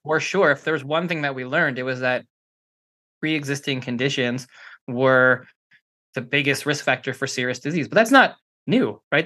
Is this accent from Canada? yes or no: yes; Canada; now in Los Angeles, United States; I'm Canadian, so, you know, I used to coach hockey